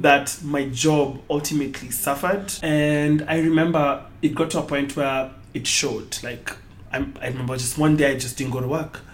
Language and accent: English; Nairobi, Kenya; I am from Nairobi, Kenya, born and bred